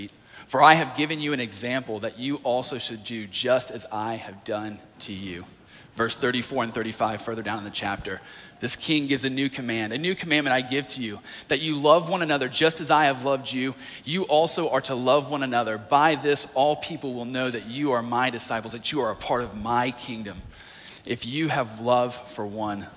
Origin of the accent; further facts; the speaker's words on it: North Carolina, United States; moved away; I was in a youth group back in my hometown of North Carolina